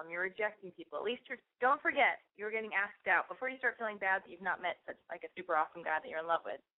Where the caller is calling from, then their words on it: New York City, New York, United States; I'm calling from Brooklyn, and I'm 22.